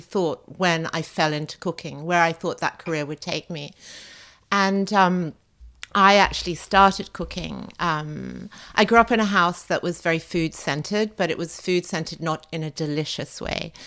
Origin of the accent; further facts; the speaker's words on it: Australia; also born or lived in France; now in London, United Kingdom; I grew up in Australia